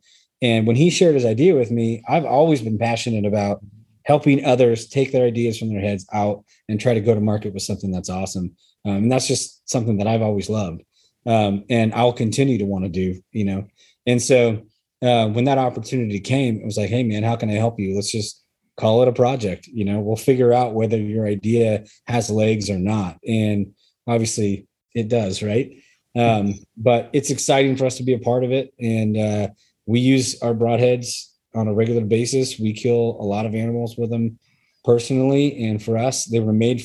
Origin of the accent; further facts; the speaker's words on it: Idaho, United States; We're from Idaho.